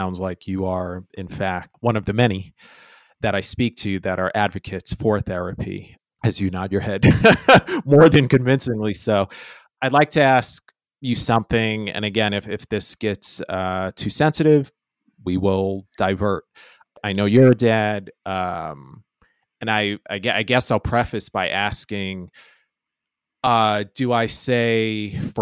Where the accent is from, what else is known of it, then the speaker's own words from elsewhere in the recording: New York, United States; moved away as an adult; now in Los Angeles, United States; I was born and raised in New York and the surrounding East Coast